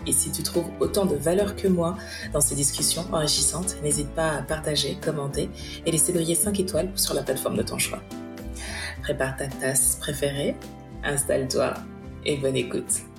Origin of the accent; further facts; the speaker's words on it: Martinique; je suis martiniquaise